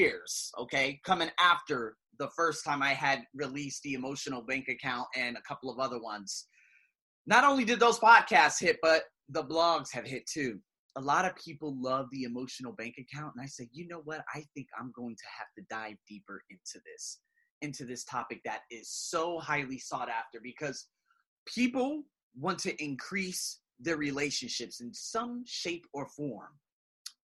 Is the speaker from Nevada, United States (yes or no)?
yes; Las Vegas, Nevada, United States; moved away as an adult; now in Thailand; born and raised in Las Vegas